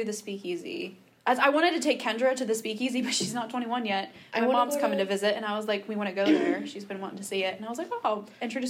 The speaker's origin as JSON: {"language": "English", "town": "St. Clairsville", "region": "Ohio", "country": "United States", "tie": "born or raised there", "moved": "yes", "said": "I was like, the Ohio Valley. He's like, where in the Ohio Valley? I was like, St. Clairsville."}